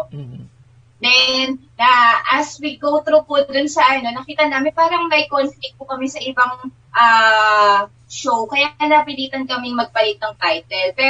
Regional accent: Nueva Ecija, Central Luzon, Philippines; Ang aking background po, maliban sa ako ay laking Nuevecihano

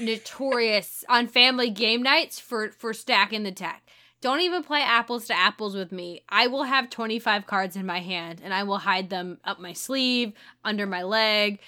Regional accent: St. Louis, Missouri, United States; I'm from Saint Louis

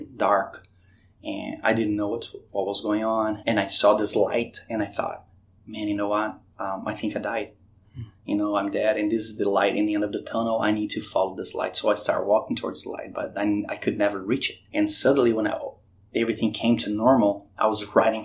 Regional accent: Brazil; moved away as an adult; also born or lived in Curitiba, Brazil / North Carolina / Richmond; now in Virginia Beach, United States; I was born in Brazil

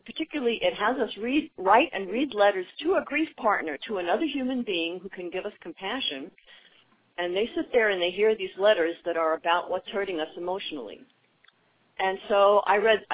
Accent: New York City, New York, United States; moved away as an adult; also born or lived in Washington, D.C.; now in Orange County, United States; I'm from New York City originally.

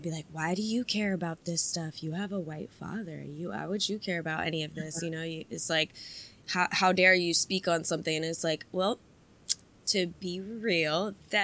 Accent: United States; also born or lived in Ohio; I grew up in Montgomery County. The melting pot of the melting pot. We have every kind of, every kind of culture and every kind of nationality possible around here

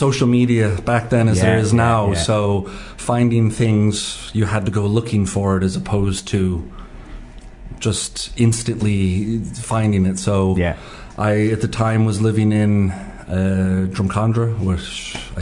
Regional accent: New York, United States; moved away as an adult; now in Ireland; I was born in New York

